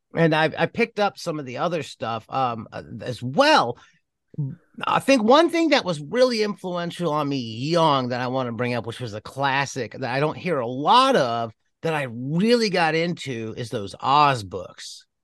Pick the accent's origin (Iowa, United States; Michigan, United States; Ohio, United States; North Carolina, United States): Ohio, United States; Cleveland; moved away; When I was growing up in Cleveland